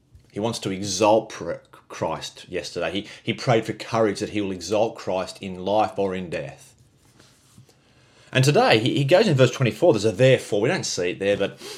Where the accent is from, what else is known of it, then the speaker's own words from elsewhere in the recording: Australia; we're Aussie